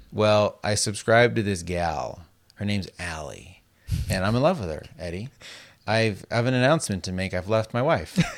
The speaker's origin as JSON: {"language": "English", "town": "Las Vegas", "region": "Nevada", "country": "United States", "tie": "born or raised there", "said": "growing up in Las Vegas where it's so dry"}